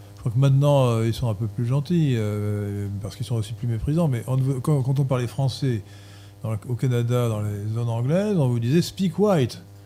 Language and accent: French; France; Nous sommes des Français et la langue française fait partie de notre identité